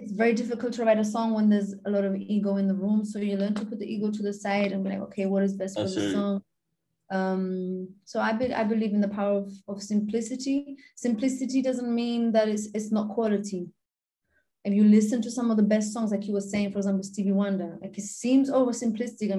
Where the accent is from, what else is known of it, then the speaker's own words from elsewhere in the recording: Gibraltar; I'm normally the only Gibraltarian there